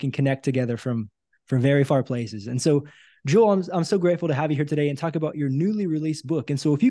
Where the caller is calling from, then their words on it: Brazil; I'm actually calling you from Brazil today.